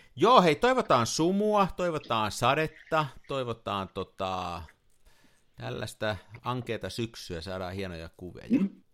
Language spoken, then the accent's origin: Finnish; Tampere, Pirkanmaa, Finland; also born or lived in Turku